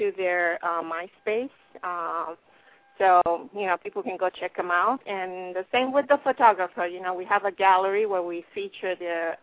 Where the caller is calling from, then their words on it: Los Angeles, California, United States; I'm calling from California, Los Angeles